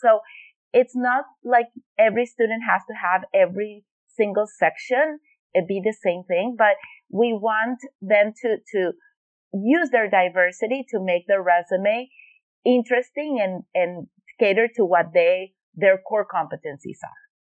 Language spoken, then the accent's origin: English; Venezuela; moved away; I am originally from Venezuela